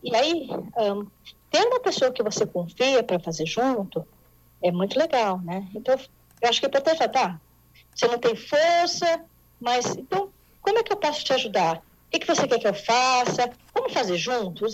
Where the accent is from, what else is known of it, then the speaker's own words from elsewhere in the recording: São Paulo, Brazil; eu sou aqui de São Paulo